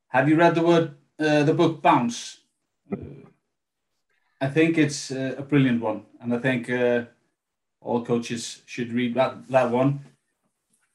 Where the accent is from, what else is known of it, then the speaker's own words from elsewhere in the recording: Iceland; In 2006, I moved back to my hometown. Then I, you know, started coaching at my local club, IA